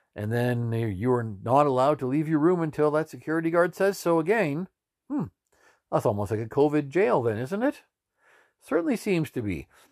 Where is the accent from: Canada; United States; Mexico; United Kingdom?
Canada; we're Canadian citizens